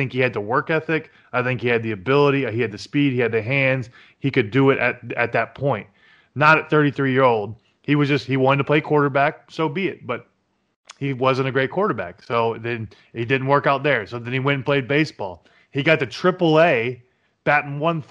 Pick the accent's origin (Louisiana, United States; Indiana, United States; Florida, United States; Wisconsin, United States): Florida, United States; Jacksonville; I am from the Jacksonville. I actually played against Tim Tebow's team in high school, actually.